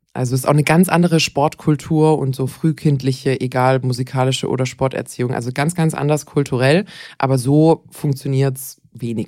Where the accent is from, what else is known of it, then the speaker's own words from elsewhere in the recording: Bad Wildbad, Baden-Württemberg, Germany; Bad Wildbad, meine Heimatgemeinde